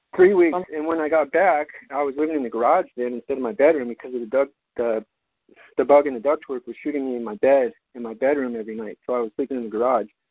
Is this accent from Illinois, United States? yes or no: no; Albuquerque, New Mexico, United States; moved away as an adult; my hometown of Albuquerque